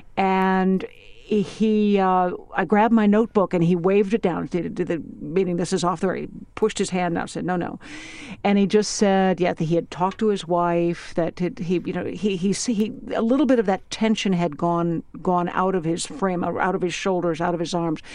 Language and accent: English; Washington, District of Columbia, United States; I am an American, I'm a citizen, I'm a voter, I'm a mom, I'm a resident of Washington, D C